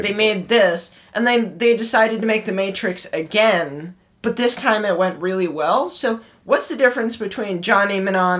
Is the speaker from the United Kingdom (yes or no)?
no; Ireland; I'm Irish.